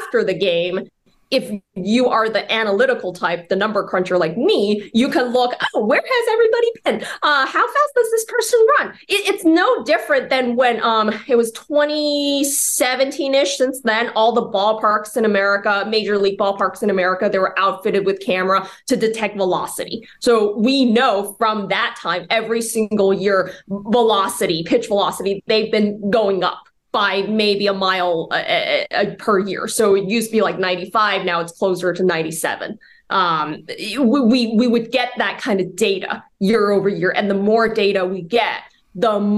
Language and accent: English; Bay Area, California, United States; now in New York, United States; I'm from the Bay Area in California. I'm from the Bay Area